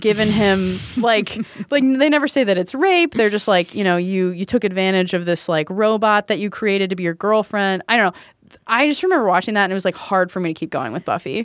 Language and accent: English; Kennesaw, Georgia, United States; now in Chicago, United States; I grew up in Kennesaw, Georgia